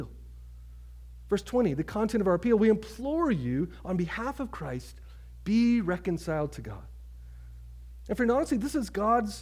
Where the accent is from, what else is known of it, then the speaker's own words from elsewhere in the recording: Oklahoma, United States; moved away as an adult; now in Boston, United States; I grew up in Oklahoma